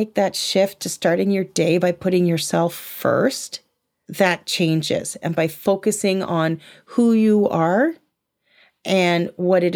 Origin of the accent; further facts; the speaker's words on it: United Kingdom; I'm British